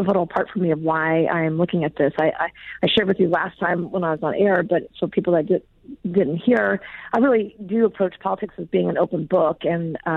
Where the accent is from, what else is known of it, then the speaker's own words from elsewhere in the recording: Dallas, Texas, United States; now in Seattle, United States; grew up in Dallas, Texas